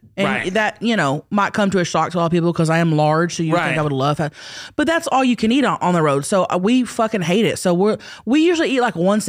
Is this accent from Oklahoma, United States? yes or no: yes; Oklahoma, United States; I grew up in Oklahoma.